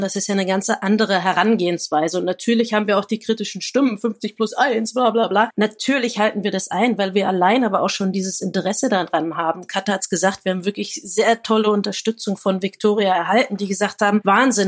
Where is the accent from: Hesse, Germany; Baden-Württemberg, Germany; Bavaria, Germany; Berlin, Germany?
Berlin, Germany; Ich bin Neuköllner, aber recht früh dann nach Steglitz-Zehlendorf gezogen